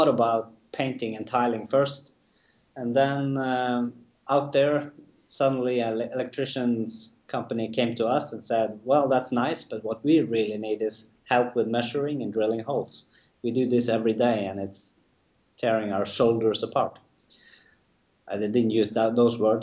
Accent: Norway; we're from Norway

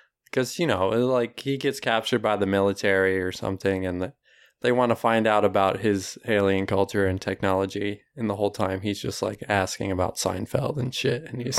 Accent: Scotland, United Kingdom; No, because I'm Scottish.

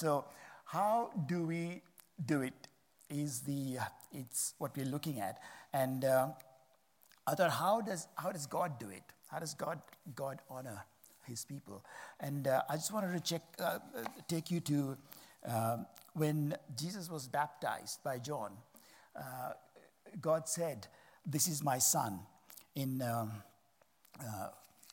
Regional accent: Sri Lanka; I'm from Sri Lanka

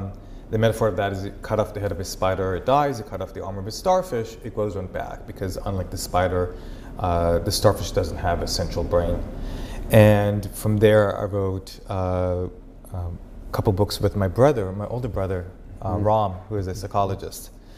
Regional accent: Israel; accent: Israeli Texan; English is a second language; also born or lived in Texas, United States; No one ever guesses where my accent's from, right? It's this, like, Israeli Texan, shalom y'all.

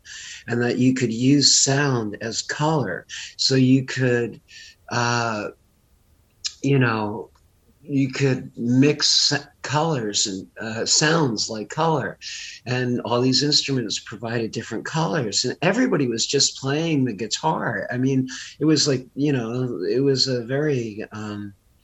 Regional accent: Livingston, New Jersey, United States; moved away as an adult; also born or lived in Minneapolis; I grew up in Livingston, New Jersey

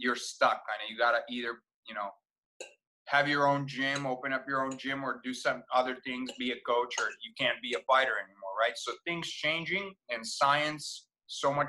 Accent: Vojvodina, Serbia; now in United States; Growing up in Serbia, I mostly grew up with just Serbians around me, like 99%, right? Maybe a little bit of Hungarians because we border with them on the north, which is where I grew up

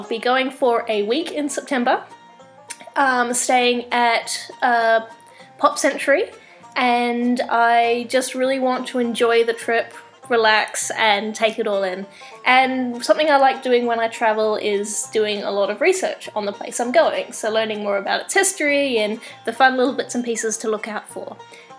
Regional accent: Australia; also born or lived in New Zealand / Ottawa; now in Kingston, Canada; I grew up in Australia and New Zealand, hence the accent. And I recently moved to Canada. In fact, I recently moved from Ottawa to Kingston in Canada

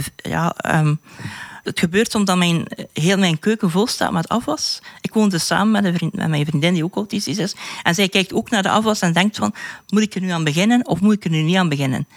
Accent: West Flanders, Belgium; ik ben van West-Vlaanderen

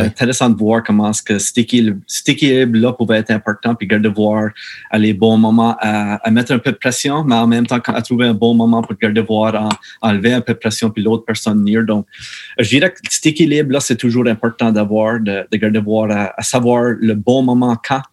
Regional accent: Meteghan, Nova Scotia, Canada; originaire de, de la Baie-Sainte-Marie, juste un, autre euh, petit village appelé Metagan

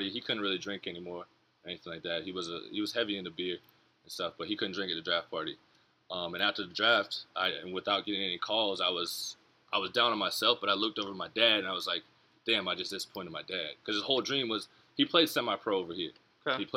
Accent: Jacksonville, Florida, United States; that's my hometown team.

